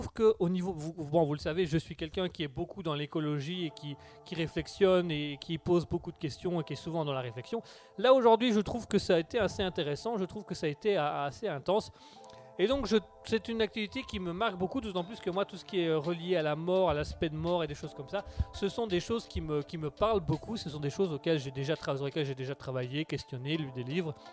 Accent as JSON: {"language": "French", "country": "Belgium", "said": "Nous sommes en Belgique, nous sommes belges, nous aimons l'humour"}